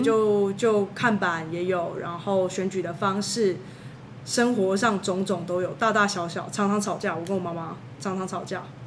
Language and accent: Chinese; Taiwan; also born or lived in California / Hong Kong; 我是台湾人啊，那国际学生